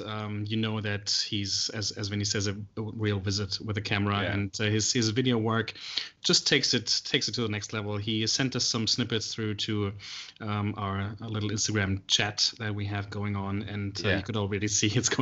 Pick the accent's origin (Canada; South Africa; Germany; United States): Germany; moved away as an adult; now in Melbourne, Australia; I'm originally from Germany. I've been living in Melbourne here in Australia for 5 years now.